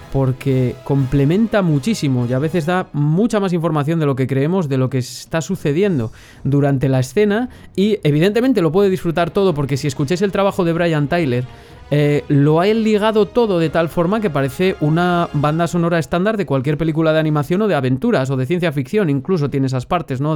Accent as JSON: {"language": "Spanish", "town": "Valladolid", "region": "Castile and León", "country": "Spain", "said": "de Valladolid, justo de donde soy yo"}